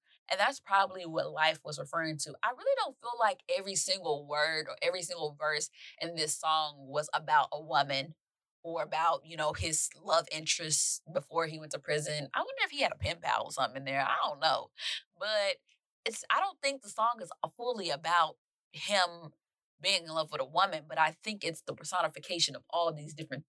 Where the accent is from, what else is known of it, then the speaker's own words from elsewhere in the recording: Mississippi, United States; I'm from Mississippi